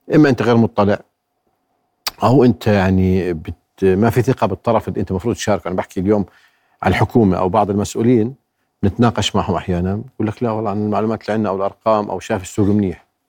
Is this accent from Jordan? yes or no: yes; Jordan